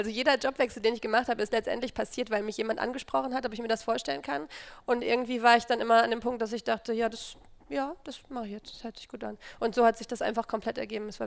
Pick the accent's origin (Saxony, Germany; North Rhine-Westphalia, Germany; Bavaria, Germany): North Rhine-Westphalia, Germany; Dortmund; ich komme ähm, aus Dortmund